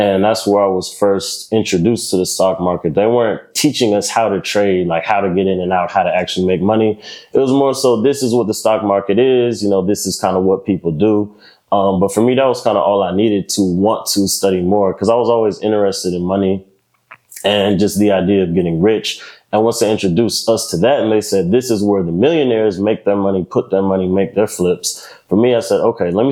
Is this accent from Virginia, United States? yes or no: yes; Lynchburg, Virginia, United States; moved away as an adult; now in Charlotte, United States; I'm from Lynchburg, Virginia, small dot right there in the middle of Virginia.